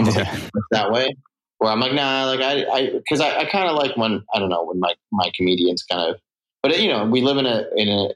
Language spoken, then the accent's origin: English; Singapore; also born or lived in San Francisco / Provo; now in Burbank, United States; I grew up in Singapore, which is like a super left place, in my opinion.